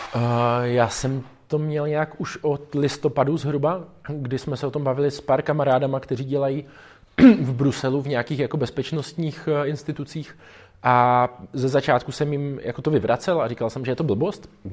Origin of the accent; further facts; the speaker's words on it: Czechia; jsme z Česka